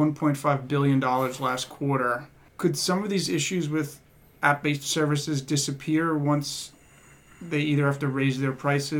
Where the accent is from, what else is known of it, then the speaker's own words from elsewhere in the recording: New York, United States; I grew up on the Upper West Side